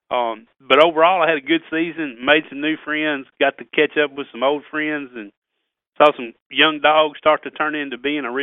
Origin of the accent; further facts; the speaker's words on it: Missouri, United States; also born or lived in Tennessee / Kentucky; growing up in South Missouri, Tennessee, Kentucky, kind of grew up regionally.